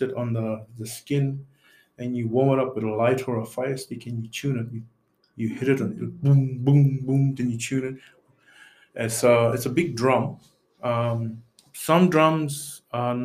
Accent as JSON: {"language": "English", "town": "Thursday Island", "region": "Queensland", "country": "Australia", "tie": "born or raised there", "also_born_or_lived": "Yam Island", "said": "When I was growing up on Thursday Island"}